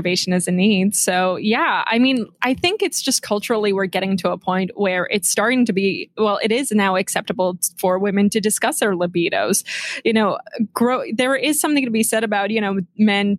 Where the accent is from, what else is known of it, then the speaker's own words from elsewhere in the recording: Clifton, New Jersey, United States; now in New York, United States; I grew up in New Jersey